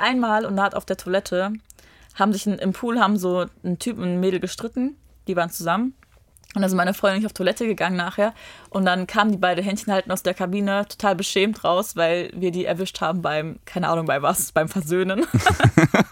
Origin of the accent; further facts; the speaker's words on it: Rheinberg, North Rhine-Westphalia, Germany; also born or lived in Düsseldorf; Ich komme aus Rheinberg